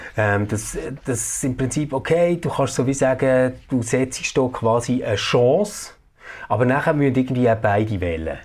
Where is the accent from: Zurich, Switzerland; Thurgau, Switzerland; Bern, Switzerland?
Bern, Switzerland; bei uns in Bern